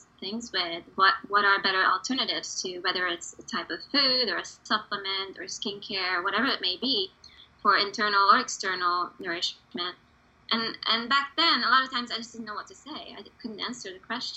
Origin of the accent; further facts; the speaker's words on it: Hungary; English is a second language; now in United States; I was born and raised in Hungary.